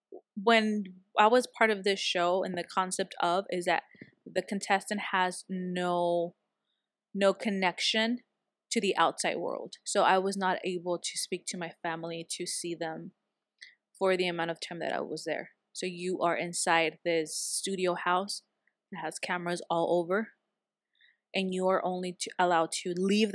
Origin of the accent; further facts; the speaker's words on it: San Diego, California, United States; because I was local here from San Diego